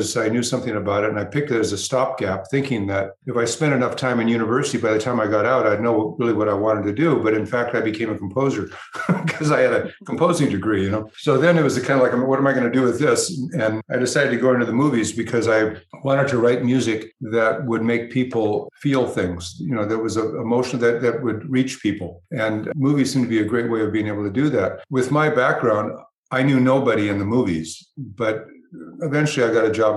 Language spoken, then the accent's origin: English; United Kingdom; being a Brit